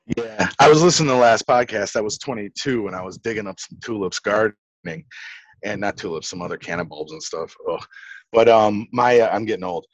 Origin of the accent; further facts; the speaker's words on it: Chicago, Illinois, United States; I'm from Chicago.